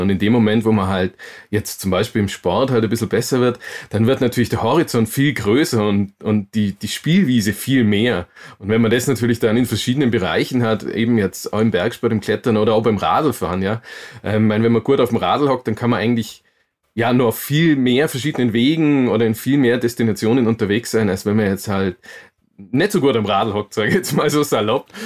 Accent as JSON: {"language": "German", "town": "Augsburg", "region": "Bavaria", "country": "Germany", "tie": "born or raised there", "said": "in Augsburg. Und ähm, bin da auch tatsächlich aufgewachsen"}